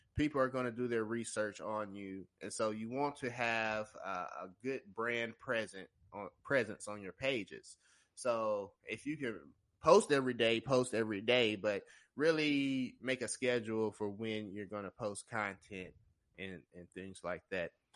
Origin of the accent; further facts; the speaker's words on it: Tennessee, United States; I'm from Tennessee. I'm a digital marketer here in Nashville